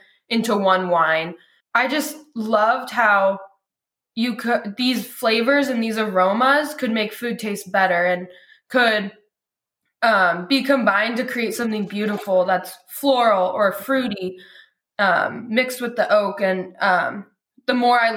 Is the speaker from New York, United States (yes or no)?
no; Lodi, California, United States; I was born and raised in Lodi